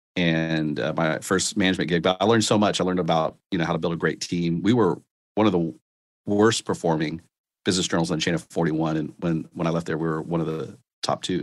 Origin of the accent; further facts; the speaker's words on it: Austin, Texas, United States; I grew up in Austin